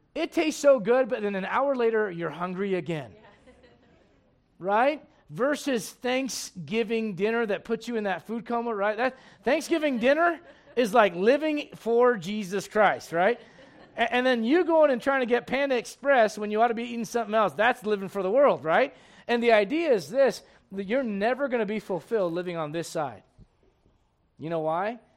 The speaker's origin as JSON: {"language": "English", "country": "United States", "said": "I'm an American"}